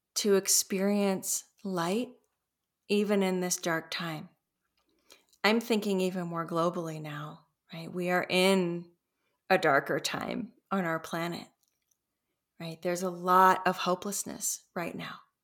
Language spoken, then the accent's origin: English; Los Angeles, California, United States; moved away; I grew up in Los Angeles